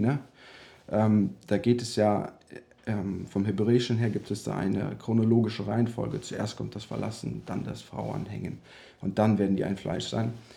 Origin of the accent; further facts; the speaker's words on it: Germany; moved away; also born or lived in United States; dass wir zurück nach Deutschland kommen